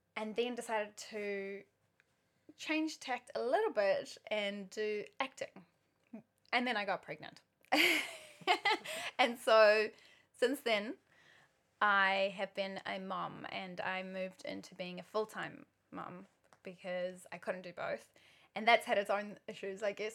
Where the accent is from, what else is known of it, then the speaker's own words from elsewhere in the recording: South Africa; also born or lived in New Zealand; now in Auckland, New Zealand; I'm South African originally, but I've spent more than half my life in New Zealand.